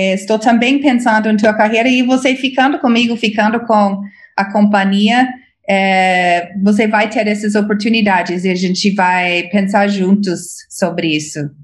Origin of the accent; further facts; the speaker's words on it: United States; Portuguese is a second language; moved away as an adult; now in Brazil; eu sou americana, cresci nos Estados Unidos